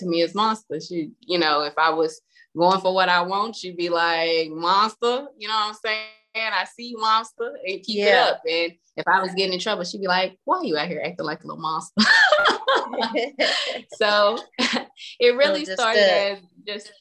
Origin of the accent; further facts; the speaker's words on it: Fort Worth, Texas, United States; I am from the Fort Worth area